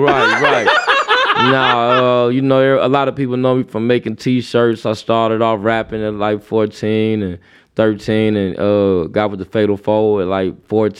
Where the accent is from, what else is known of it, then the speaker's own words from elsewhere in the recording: Waukegan, Illinois, United States; also born or lived in North Chicago; I'm from Waukegan, North Chicago.